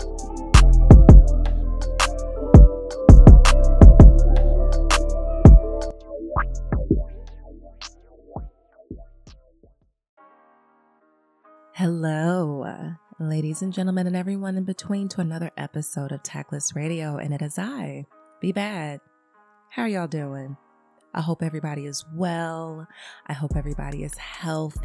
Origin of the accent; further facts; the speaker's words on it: Chicago, Illinois, United States; I'm from the Wild Hunnids